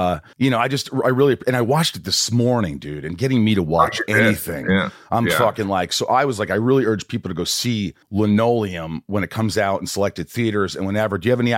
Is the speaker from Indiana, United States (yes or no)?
yes; Indiana, United States; I grew up in Indiana from the ages of 8 on.